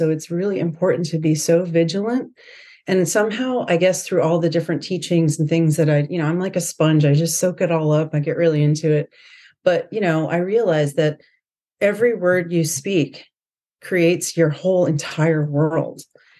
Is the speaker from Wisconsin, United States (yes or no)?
no; Florida, United States; also born or lived in California / New York; I'm from California, grew up in Florida. I've lived in New York for 10 years, lived all over the country.